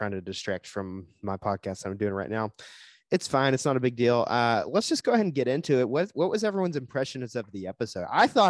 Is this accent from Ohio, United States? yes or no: no; northern Georgia, United States; accent: Southern; moved away as an adult; now in California, United States; I'm from Georgia. The northern part.